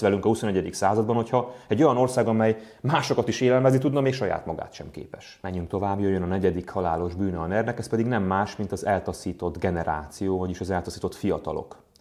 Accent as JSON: {"language": "Hungarian", "country": "Hungary", "said": "magyarok vagyunk a világban"}